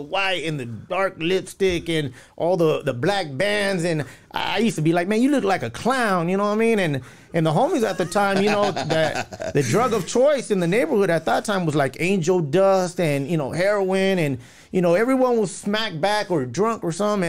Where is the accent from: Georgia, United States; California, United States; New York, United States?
California, United States; La Puente; also born or lived in West Covina, California; I'm from Puente